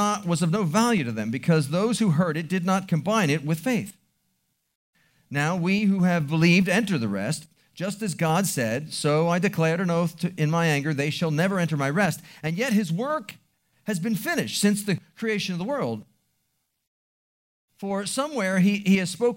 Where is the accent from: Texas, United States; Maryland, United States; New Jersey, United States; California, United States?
Maryland, United States; Baltimore; I grew up in Baltimore City